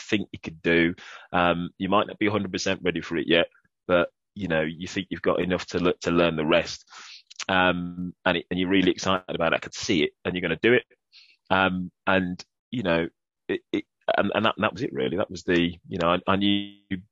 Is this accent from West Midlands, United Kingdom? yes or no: yes; Birmingham, West Midlands, United Kingdom; accent: Brummie; my Brummie accent